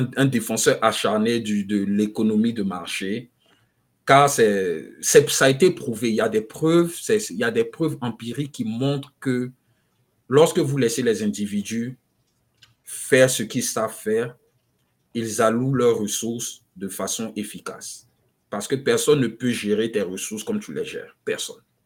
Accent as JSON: {"language": "French", "region": "Abidjan", "country": "Côte d’Ivoire", "tie": "born or raised there", "also_born_or_lived": "Nairobi, Kenya", "moved": "as an adult", "lives_now": "United States", "said": "je suis né, j'ai grandi en Côte d'Ivoire, à Abidjan"}